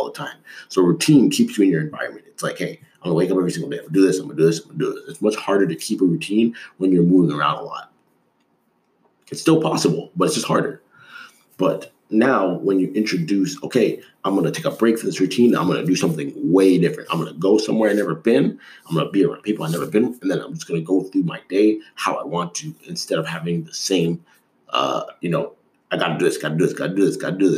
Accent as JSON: {"language": "English", "town": "Toronto", "region": "Ontario", "country": "Canada", "tie": "born or raised there", "also_born_or_lived": "Des Moines, Iowa / Dallas", "moved": "yes", "said": "I grew up in Toronto, which is one of the biggest cities in North America"}